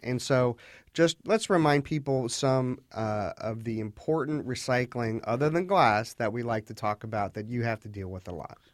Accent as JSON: {"language": "English", "area": "Fairfax County", "region": "Virginia", "country": "United States", "tie": "born or raised there", "said": "I grew up here in Fairfax County"}